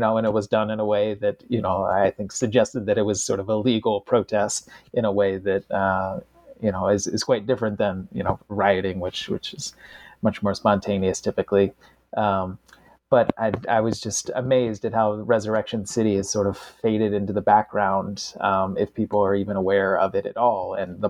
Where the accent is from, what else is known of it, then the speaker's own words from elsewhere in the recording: Washington, District of Columbia, United States; I grew up in Washington, D.C., and I heard stories about the 68 riots after King's assassination.